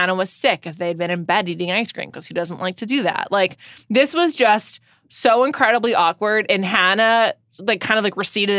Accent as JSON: {"language": "English", "region": "Northeast", "country": "United States", "said": "we're both from the Northeast."}